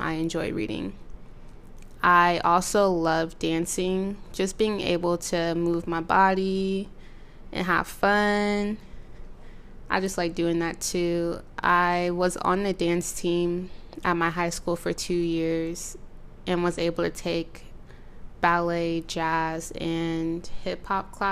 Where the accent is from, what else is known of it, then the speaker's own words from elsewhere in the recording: San Jose, California, United States; moved away as an adult; now in Sacramento, United States; I currently reside in Sacramento, California, but I was primarily raised in the Bay, San Jose to be exact